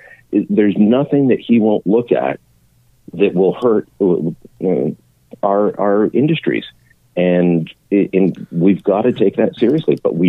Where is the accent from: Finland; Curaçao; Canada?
Canada; beyond what it means for me as a Canadian.